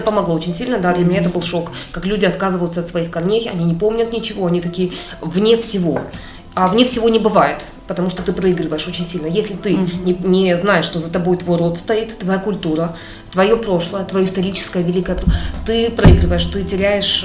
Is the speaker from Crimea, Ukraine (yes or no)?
yes; Simferopol, Crimea, Ukraine; moved away as an adult; also born or lived in Heidelberg, Germany; now in Moscow, Russia; я выросла, где вот в Симферополе а, стреляли